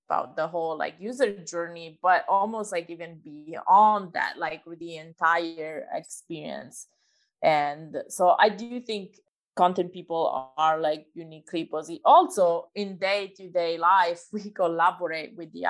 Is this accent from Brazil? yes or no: no; Italy; moved away; I'm originally from Italy